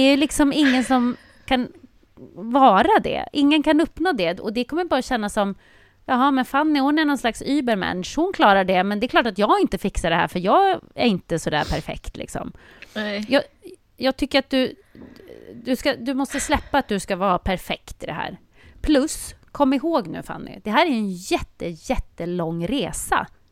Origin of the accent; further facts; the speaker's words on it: Sweden; som svensk